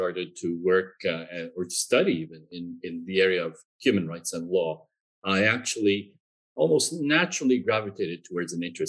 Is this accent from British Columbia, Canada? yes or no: no; New Brunswick, Canada; my own background as a member of a linguistic minority. I grew up in Canada. I'm French Canadian. And I grew up in a part of Canada, the province of New Brunswick, which is also officially bilingual, where the French-speaking population is a minority.